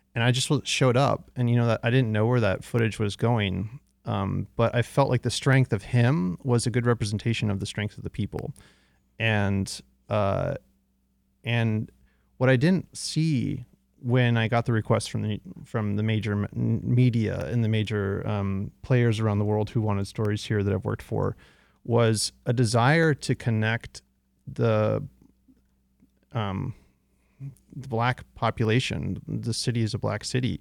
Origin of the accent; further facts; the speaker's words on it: outside of San Francisco, California, United States; now in Detroit, United States; when I was raised in California, my parents bought their house in nineteen eighty-four, way before the tech boom, outside of San Francisco.